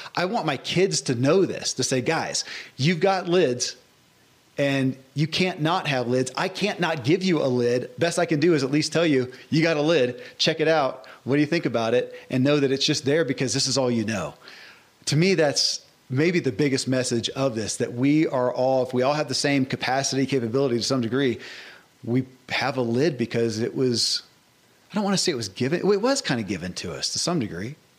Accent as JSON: {"language": "English", "region": "Kentucky", "country": "United States", "tie": "born or raised there"}